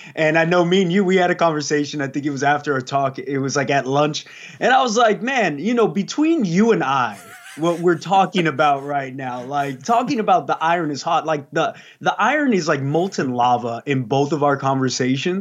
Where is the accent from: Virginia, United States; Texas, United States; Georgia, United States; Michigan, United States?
Texas, United States; San Antonio; also born or lived in Los Angeles, California; I was born in Los Angeles, but I was eventually raised in Texas, San Antonio.